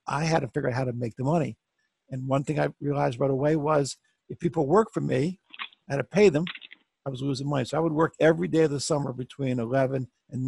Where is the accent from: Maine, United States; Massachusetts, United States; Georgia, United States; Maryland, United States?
Maryland, United States; Bethesda; I'm from Bethesda, Maryland